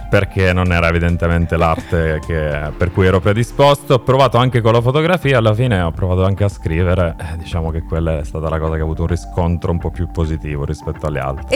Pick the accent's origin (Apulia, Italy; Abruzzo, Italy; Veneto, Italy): Apulia, Italy; province of Foggia; now in Milan, Italy; Sono pugliese, sono della provincia di Foggia.